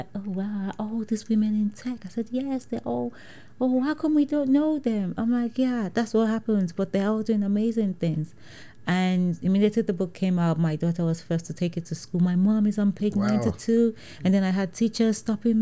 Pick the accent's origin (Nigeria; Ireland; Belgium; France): Nigeria; moved away as an adult; now in United Kingdom; growing up in Nigeria was an advantage, because I never felt like I'm black, because everybody is